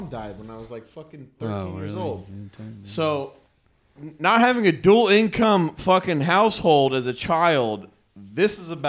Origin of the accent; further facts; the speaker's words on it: Texas, United States; I want to express that I'm from Texas and I got.